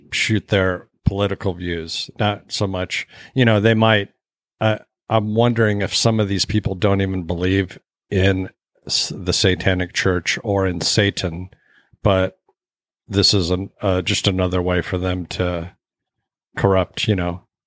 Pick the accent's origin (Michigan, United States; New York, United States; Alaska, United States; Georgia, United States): Alaska, United States; I didn't really have after school programs growing up in Alaska